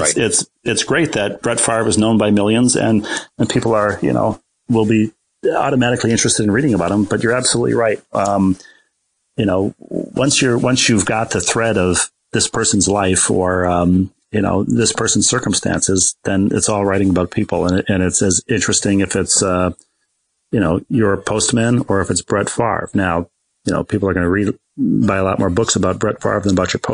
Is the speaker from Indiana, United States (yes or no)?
no; Bloomington, Minnesota, United States; moved away as an adult; also born or lived in New York; Bloomington, Minnesota, where I grew up